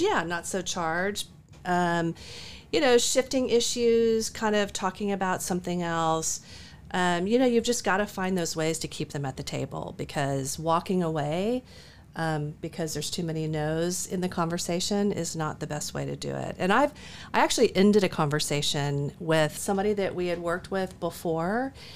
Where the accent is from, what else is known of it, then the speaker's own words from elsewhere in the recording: Dallas, Texas, United States; growing up in Dallas